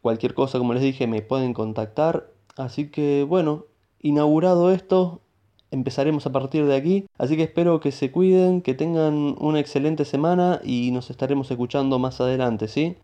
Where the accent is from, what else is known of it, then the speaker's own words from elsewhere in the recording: Buenos Aires, Argentina; soy de Buenos Aires, Argentina